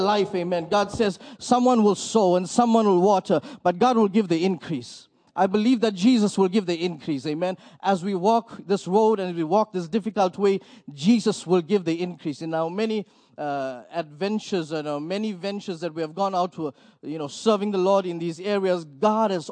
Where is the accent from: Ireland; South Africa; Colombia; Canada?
South Africa; Port Elizabeth, Eastern Cape; We are from Port Elizabeth, South Africa.